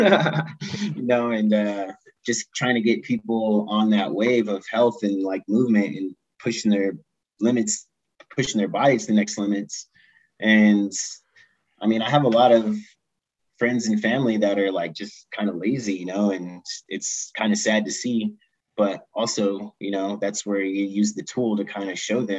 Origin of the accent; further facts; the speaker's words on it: Ventura, California, United States; now in Colorado, United States; I grew up in Ventura, California